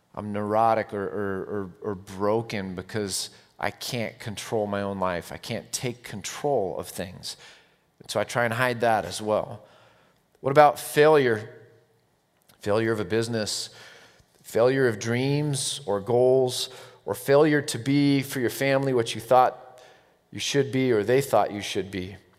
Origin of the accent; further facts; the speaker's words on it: United States; I'm American